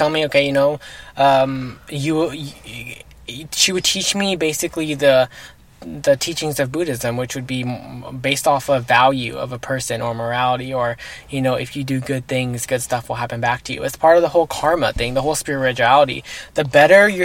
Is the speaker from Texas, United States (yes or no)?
yes; Fort Worth, Texas, United States; also born or lived in Bedford, Texas; I was actually born in Bedford, Texas. But I was actually raised in Fort Worth, Texas my whole life.